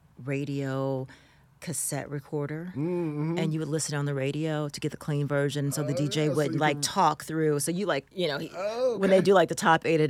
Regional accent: Milwaukee, Wisconsin, United States; born or raised there

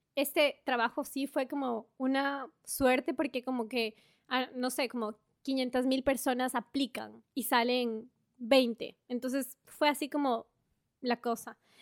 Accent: Ambato, Tungurahua, Ecuador; moved away as an adult; also born or lived in Guayaquil / Quito; now in Australia; Nací en Guayaquil, crecí en Ambato y luego me fui a estudiar a la capital de Ecuador

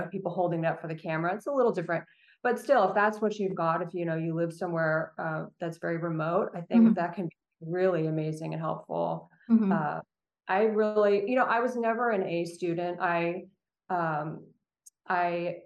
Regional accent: Central Coast of California, United States; I grew up actually on the Central Coast and of California

